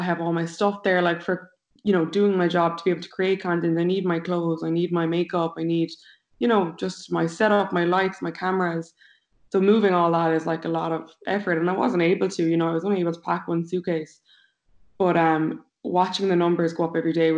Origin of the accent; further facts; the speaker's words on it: Limerick, Munster, Ireland; moved away as an adult; now in New York, United States; We're both from Limerick.